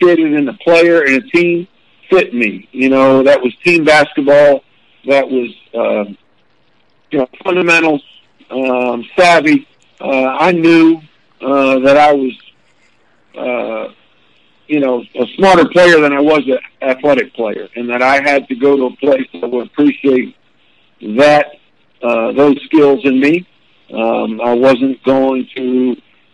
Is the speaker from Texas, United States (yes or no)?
no; Long Island, New York, United States; moved away; growing up in New York, at that time on Long Island